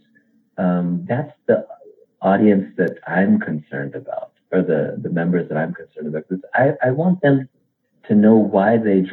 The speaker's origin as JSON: {"language": "English", "country": "United States", "also_born_or_lived": "India", "said": "I am an American and I am an Indian"}